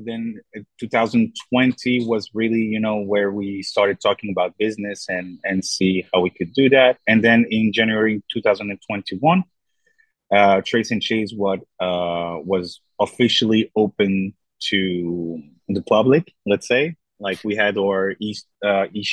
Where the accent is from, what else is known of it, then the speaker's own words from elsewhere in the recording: Brussels, Brussels-Capital Region, Belgium; now in Thessaloniki, Greece; I'm actually from Brussels, Belgium.